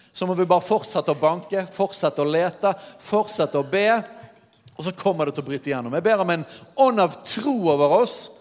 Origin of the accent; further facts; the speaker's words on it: Norway; vi som nordmenn